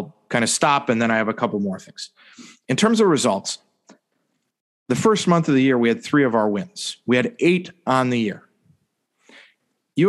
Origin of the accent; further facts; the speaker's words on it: United States; I grew up playing soccer in the United States